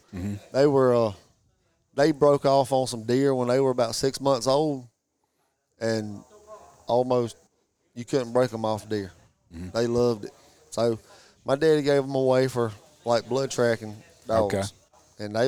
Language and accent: English; Whitmire, South Carolina, United States; We're from South Carolina